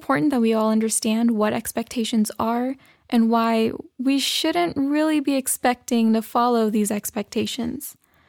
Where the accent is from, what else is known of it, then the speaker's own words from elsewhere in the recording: United States; So like I mentioned, I am a Pakistani American, and being a female, there's a lot of expectations that I hold myself to.